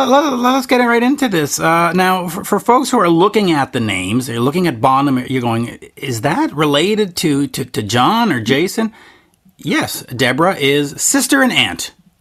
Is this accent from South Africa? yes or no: no; Canada; because I'm Canadian.